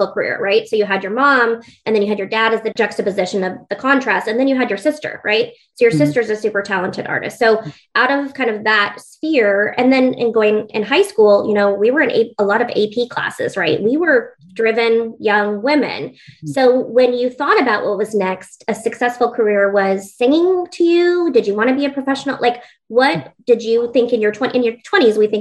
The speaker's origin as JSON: {"language": "English", "region": "Alaska", "country": "United States", "also_born_or_lived": "Oregon", "moved": "yes", "said": "I'm an Alaskan girl coming then to Oregon"}